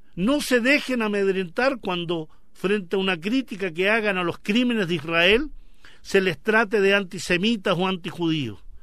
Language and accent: Spanish; Chile; como chilenos